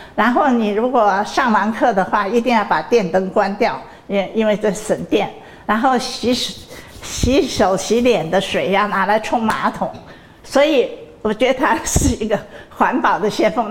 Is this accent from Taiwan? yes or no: no; Hong Kong; moved away; 我们小的时候，在香港读小学的时候